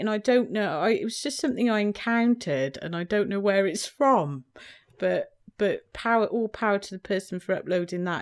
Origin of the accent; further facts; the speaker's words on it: United Kingdom; I grew up in Britain in the seventies